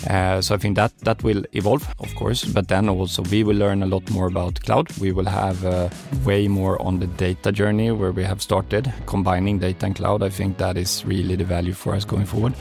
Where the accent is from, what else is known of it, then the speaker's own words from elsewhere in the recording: Kalmar County, Sweden; moved away; our vacation home in uh, southern Sweden at Öland, uh, where I also come from.